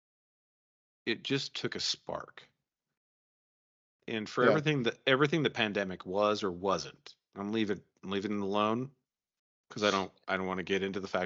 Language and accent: English; Salt Lake City, Utah, United States; I grew up in Salt Lake.